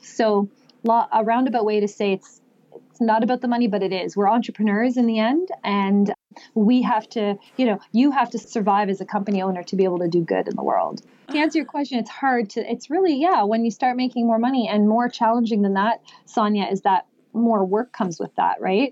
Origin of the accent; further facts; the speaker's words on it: Canada; I was born and raised here in Canada